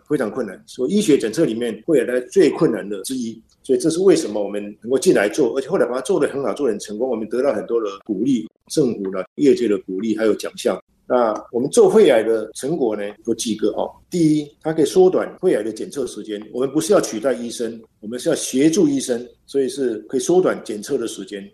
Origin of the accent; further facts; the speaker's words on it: Taiwan; 我们台湾人